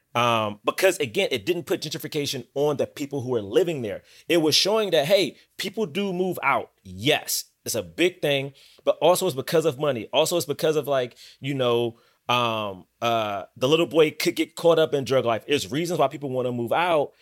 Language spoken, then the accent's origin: English; Washington, District of Columbia, United States; also born or lived in Bronx, New York; now in New York, United States; I'm from Southeast D C